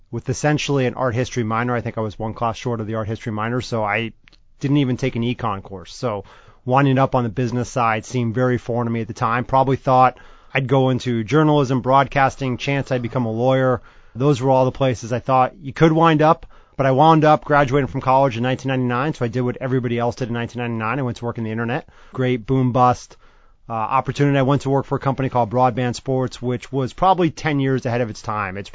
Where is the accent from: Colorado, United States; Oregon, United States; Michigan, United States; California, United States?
California, United States; Los Angeles; So I grew up in Los Angeles, right here, uh, mm-hmm. born and raised. So it's great to be back home